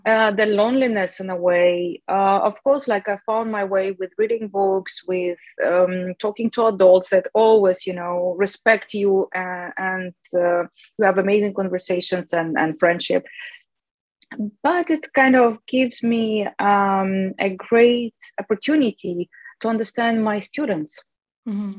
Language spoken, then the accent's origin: English; Chelyabinsk, Chelyabinsk Oblast, Russia; moved away as an adult; also born or lived in Moscow; I came from Chelyabinsk, which is the capital of South Ural